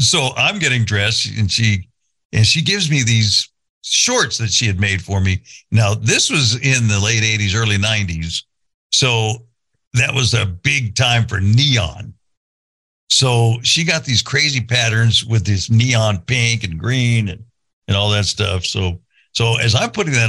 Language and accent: English; California, United States; moved away; I grew up in California